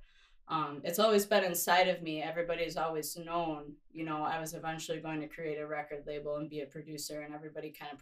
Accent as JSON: {"language": "English", "town": "Appleton", "region": "Wisconsin", "country": "United States", "tie": "born or raised there", "also_born_or_lived": "Forest Junction, Wisconsin / Minneapolis / Florida", "said": "over here in Wisconsin, where I'm from. I'm from Appleton, Wisconsin."}